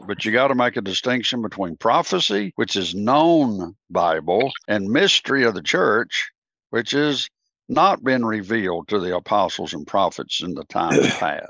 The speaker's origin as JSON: {"language": "English", "country": "United States", "said": "I'm an American"}